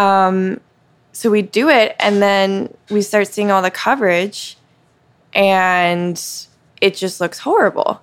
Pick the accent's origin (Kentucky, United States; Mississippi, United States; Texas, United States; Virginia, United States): Mississippi, United States; Mississippi Gulf Coast, United States; moved away as an adult; now in Cincinnati, United States; I grew up in Mississippi